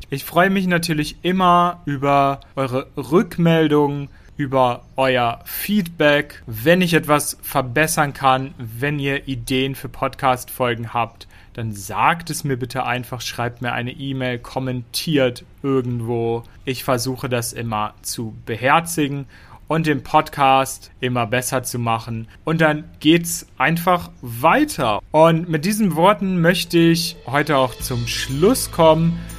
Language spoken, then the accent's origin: German; Lower Saxony, Germany; Niedersachsen mein Heimatbundesland ist. Ich komme aus Niedersachsen